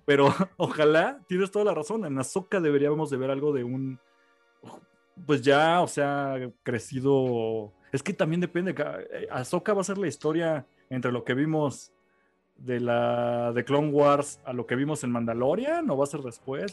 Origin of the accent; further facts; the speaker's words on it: Mexico City, Mexico; Pues porque somos de México